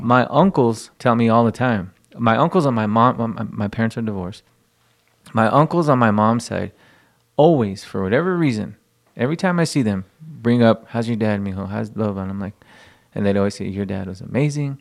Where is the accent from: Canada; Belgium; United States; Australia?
United States; El Paso, Texas; growing up in El Paso, going to a quinceañera, going to a wedding